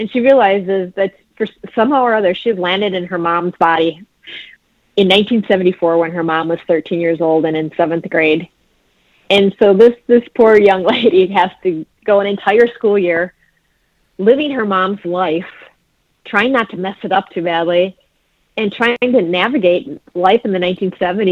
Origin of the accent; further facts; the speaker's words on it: Antigo, Wisconsin, United States; growing up in the Green Bay Diocese in Antigo, Wisconsin